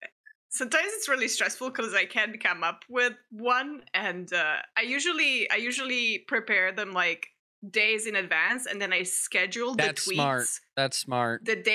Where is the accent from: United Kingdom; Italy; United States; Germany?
Italy; now in Canada; we don't have root beer in Italy.